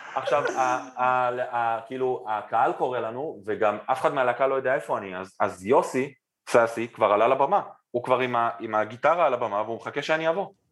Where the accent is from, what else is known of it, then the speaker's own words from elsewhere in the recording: Israel; אנחנו ישראלים עדיין בסוף היום